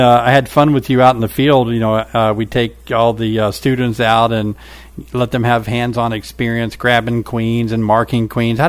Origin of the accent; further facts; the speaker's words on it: Tennessee, United States; now in Illinois, United States; I'm from Tennessee too.